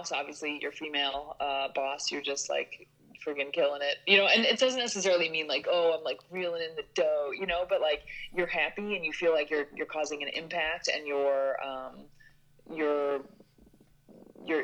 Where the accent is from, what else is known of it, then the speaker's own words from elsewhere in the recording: suburb of Chicago, Illinois, United States; moved away as an adult; now in New York City, United States; I'm from Illinois. So I'm a suburb of Chicago, 49 acres on a farm.